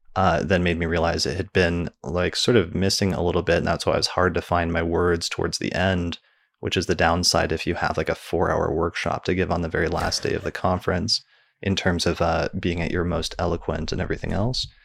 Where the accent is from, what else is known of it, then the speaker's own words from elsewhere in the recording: Denver, Colorado, United States; my hometown in Denver